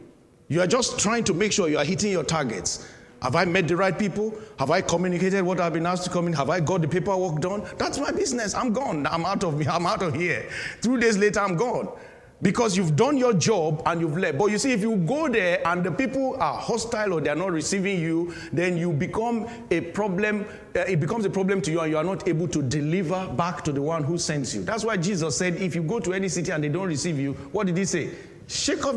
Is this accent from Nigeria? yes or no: yes; Nigeria; moved away as an adult; now in United Kingdom; I am a Nigerian as well.